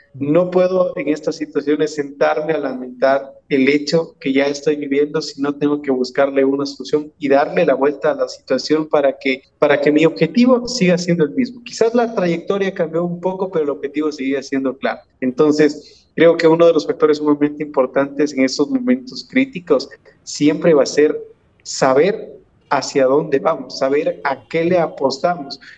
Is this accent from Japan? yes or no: no; Ecuador; nosotros, los ecuatorianos